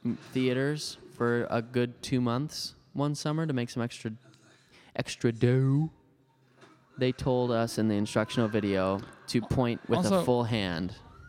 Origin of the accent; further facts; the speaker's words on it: Wisconsin, United States; I'm from Wisconsin. I'm quite pale at times.